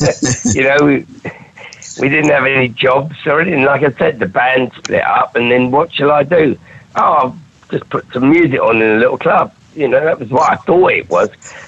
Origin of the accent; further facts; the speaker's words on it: Durham, North East England, United Kingdom; I come from Durham. I've got no future, which was the sort of … thing. We hate everything and we've got no future in Thatcherite Britain.